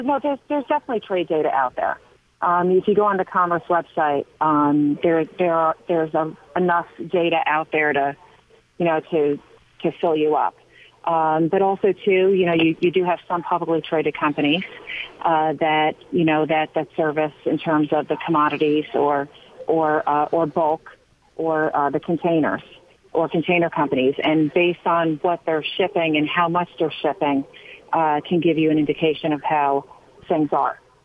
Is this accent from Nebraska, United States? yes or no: no; Long Island, New York, United States; I grew up on Long Island, and uh, like many kids on Long Island, we went fishing